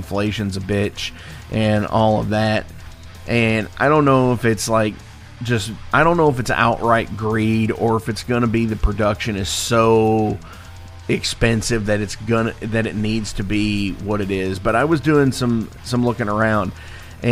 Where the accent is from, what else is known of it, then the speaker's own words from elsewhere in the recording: Louisville, Kentucky, United States; I'm from Louisville